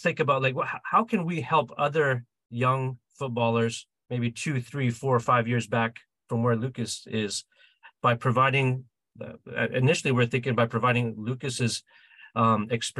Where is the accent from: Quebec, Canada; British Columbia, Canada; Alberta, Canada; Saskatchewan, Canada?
British Columbia, Canada; Vancouver; we're from Vancouver, Canada.